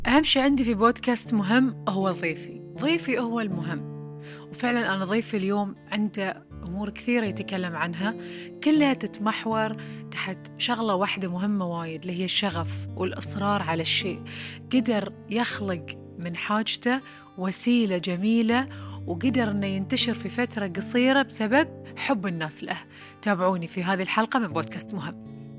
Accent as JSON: {"language": "Arabic", "country": "Bahrain", "said": "احنا كبحرينيين"}